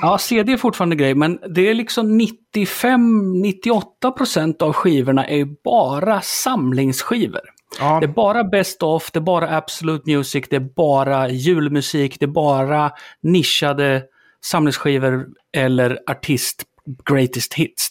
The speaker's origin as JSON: {"language": "Swedish", "country": "Sweden", "said": "vi är som svenskar"}